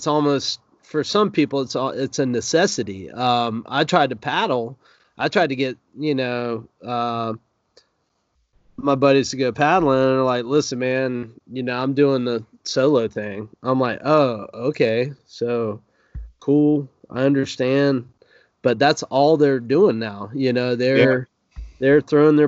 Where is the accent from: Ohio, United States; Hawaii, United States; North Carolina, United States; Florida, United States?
Florida, United States; North; I grew up in North Florida